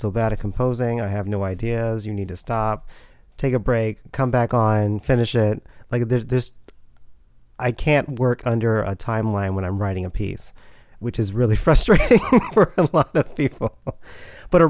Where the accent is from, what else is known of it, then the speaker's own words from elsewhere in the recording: Houston, Texas, United States; moved away as an adult; also born or lived in Ohio; now in New York City, United States; I was born and raised in Houston, Texas